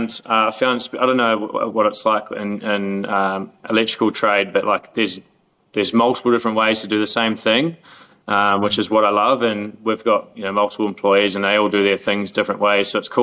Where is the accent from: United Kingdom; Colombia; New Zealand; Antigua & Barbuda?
New Zealand; moved away as an adult; now in Melbourne, Australia; I moved over to Melbourne from New Zealand 10 years ago, and I've had multiple different jobs.